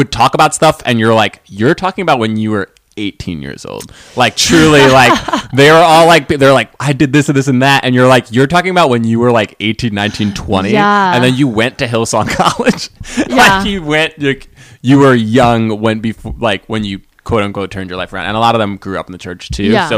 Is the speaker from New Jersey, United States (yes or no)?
yes; New Jersey, United States; also born or lived in New York City, New York; I grew up in New York and then New Jersey, right outside the city